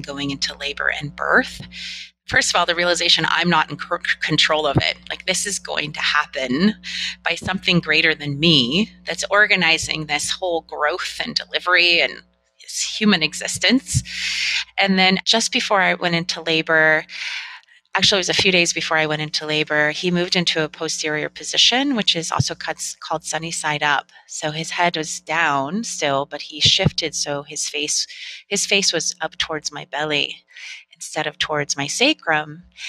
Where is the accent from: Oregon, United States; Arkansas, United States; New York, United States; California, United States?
California, United States; Northern; I grew up in Northern California